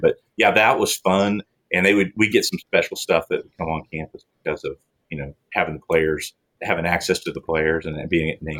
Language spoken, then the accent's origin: English; Oklahoma, United States; I started out an OU fan uh, growing up in Oklahoma.